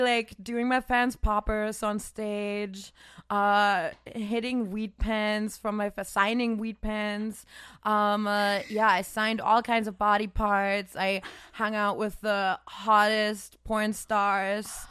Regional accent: Germany; English is a second language; now in United States; in my, like, small town in Germany because I'm not, I'm not technically from Cologne even, which is already kind of a small city. I was, like, two hours outside

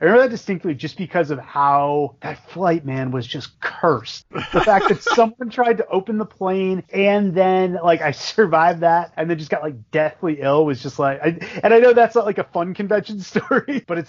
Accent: Boston, Massachusetts, United States; moved away as an adult; also born or lived in Connecticut; because I'm from Boston

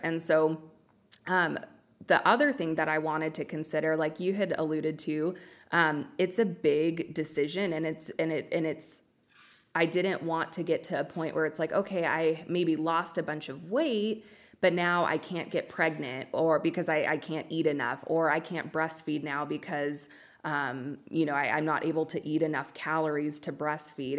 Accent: Los Angeles, California, United States; accent: Valley Girl; now in Oregon, United States; I was born and raised in Los Angeles. I now live in Oregon

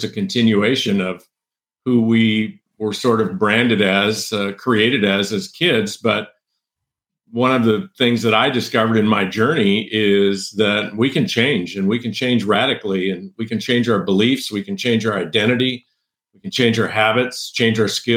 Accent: San Joaquin Valley, central California, United States; I grew up in a farming community, ranching farming community on a big cattle ranch / row crop farm in central California, the San Joaquin Valley, in the foothills below Yosemite

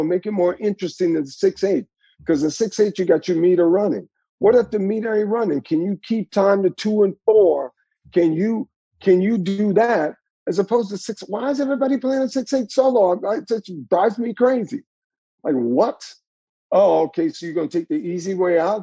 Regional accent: the South, United States; I grew up with in the South

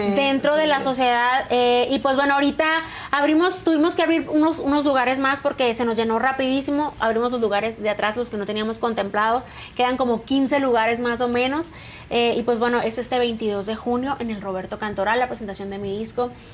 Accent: San Luis Río Colorado, Sonora, Mexico; moved away as an adult; now in Mexico City, Mexico; Yo soy de San Luis de Colorado, pero tiene 11 años que me vine aquí a Ciudad de México

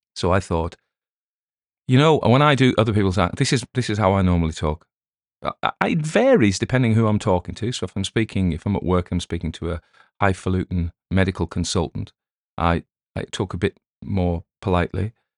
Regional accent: England, United Kingdom; accent: English; my English accent

